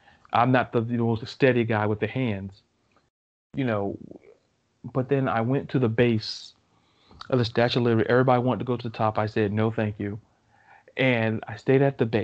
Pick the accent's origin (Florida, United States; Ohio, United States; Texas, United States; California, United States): Florida, United States; Melbourne; born and raised in Melbourne, Florida